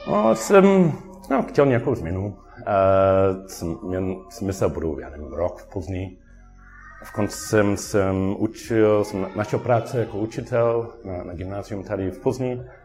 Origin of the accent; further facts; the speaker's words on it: Sydney, New South Wales, Australia; Czech is a second language; moved away as an adult; now in Plzeň, Czechia; já jsem dlouho byl domovárník a prostě pivný nadšenec v Austrálii, jak jsem původně ze, ze Sydney